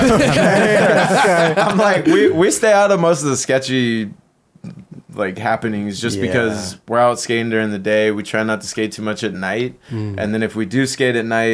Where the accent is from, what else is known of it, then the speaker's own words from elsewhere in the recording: Chula Vista, California, United States; growing up in San Diego, there's a big reggae scene